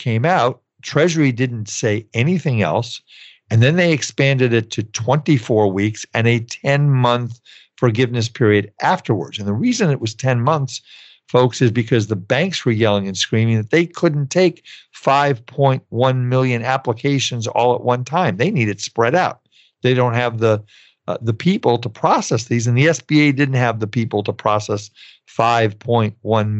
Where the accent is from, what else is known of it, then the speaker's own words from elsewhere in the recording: California, United States; my home state of California